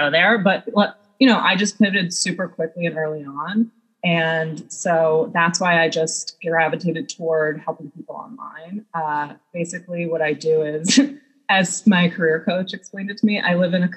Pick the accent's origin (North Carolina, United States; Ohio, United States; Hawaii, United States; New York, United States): New York, United States; Long Island; I'm from Long Island